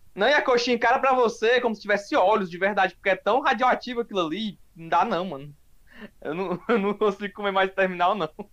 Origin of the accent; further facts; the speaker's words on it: Fortaleza, Ceará, Brazil; sou aqui de Fortaleza